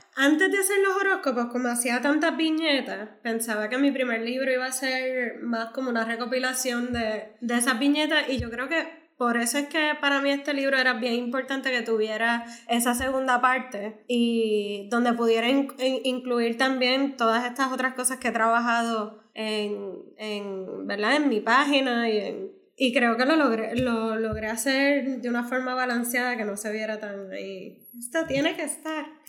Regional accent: Puerto Rico; yo me siento bien puertorriqueña y con una identidad bien fuerte

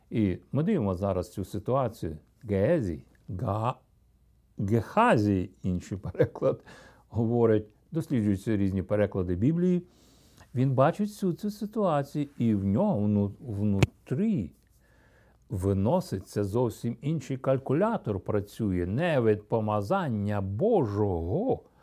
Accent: Ukraine; also born or lived in Russia; де 5-6 років я з Росії повернувся в це село за, біля Білорусі і Росії. Якраз було видно той міст, який вів через річку до Чорнобиля

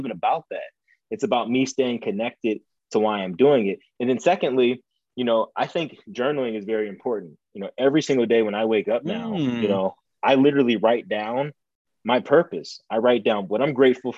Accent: Ohio, United States; moved away; this was back in Ohio. You know, we're in Ohio.

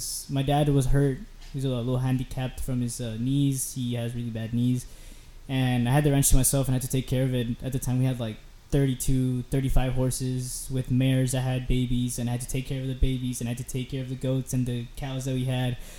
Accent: McAllen, Texas, United States; also born or lived in Mexico; I grew up in the valley. I grew up very south of Texas. It's called McAllen. It was McAllen Mission. I grew up down there

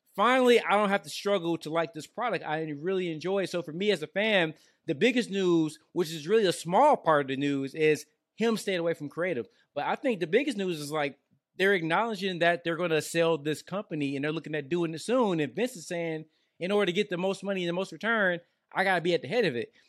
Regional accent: Detroit, Michigan, United States; now in Georgia, United States; I live out here in Georgia, but I'm from Detroit

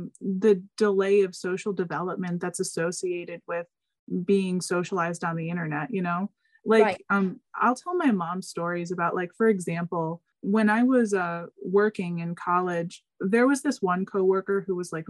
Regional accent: United States; we're American

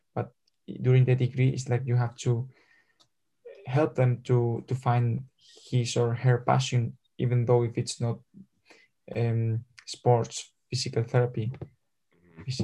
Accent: Madrid, Community of Madrid, Spain; English is a second language; I'm from Madrid

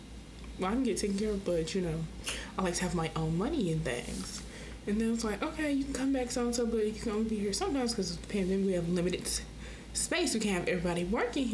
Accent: Rock Hill, South Carolina, United States; also born or lived in Orangeburg, South Carolina; I'm from Rock Hill, but I go to school in Orangeburg, Claflin University

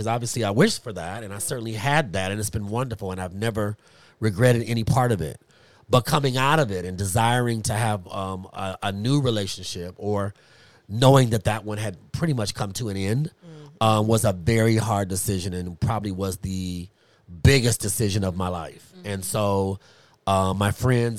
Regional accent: Los Angeles, California, United States; I arrived here in Los Angeles, had a wonderful childhood

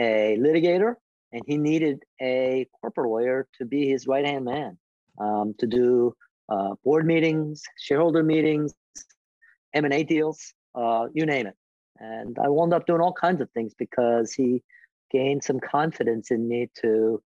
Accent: Philadelphia, Pennsylvania, United States; moved away; Philly, which was my hometown for me. My parents were there, my siblings were there, my friends were there

